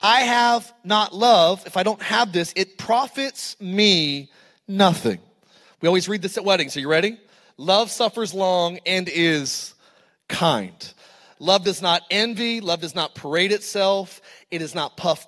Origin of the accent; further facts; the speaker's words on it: Antelope Valley, California, United States; I grew up in the Antelope Valley